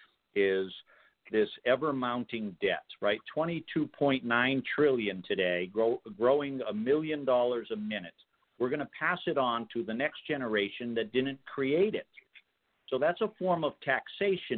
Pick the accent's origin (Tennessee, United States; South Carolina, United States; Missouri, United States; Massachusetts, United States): Massachusetts, United States; Massachusetts, which happens to be the state that I was born